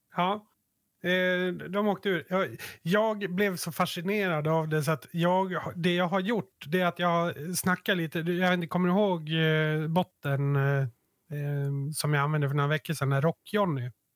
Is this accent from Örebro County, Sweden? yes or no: no; Yttermalung, Dalarna County, Sweden; vi utgår bara från Yttermalung nu, där vi växte upp